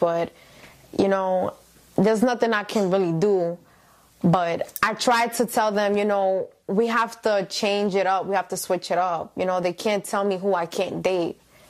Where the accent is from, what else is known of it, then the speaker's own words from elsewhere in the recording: United States; I grew up here in America